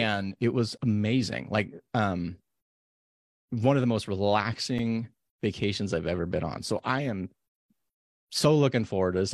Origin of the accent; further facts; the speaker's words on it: Nevada, United States; now in Oregon, United States; where I grew up in Nevada